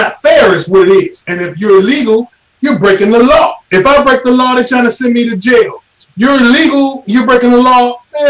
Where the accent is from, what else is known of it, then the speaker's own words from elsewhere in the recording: United States; I grew up in America.